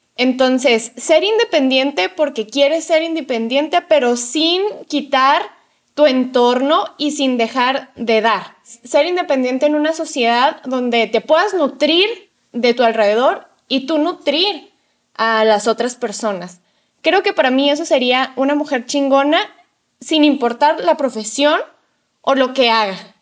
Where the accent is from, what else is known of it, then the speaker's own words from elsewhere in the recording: Mexico; en mi caso como mujer mexicana